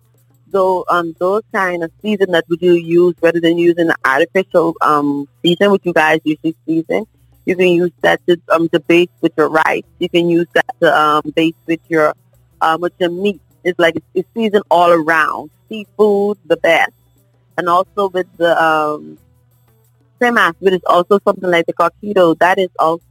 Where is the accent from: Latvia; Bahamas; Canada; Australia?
Bahamas; Nassau, New Providence; now in Orlando, United States; I'm originated from Nassau, Bahamas, which is called New Providence. I now reside at Orlando, Florida